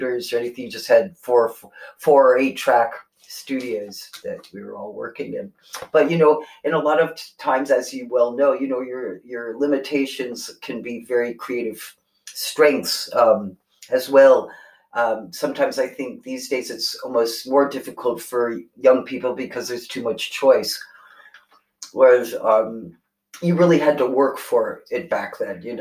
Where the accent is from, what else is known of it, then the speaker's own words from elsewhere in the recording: New York, United States; growing up in New York